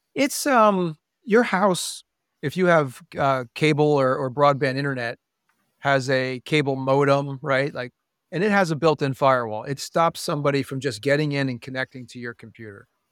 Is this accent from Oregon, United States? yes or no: no; Pennsylvania, United States; i grew up in pennsylvania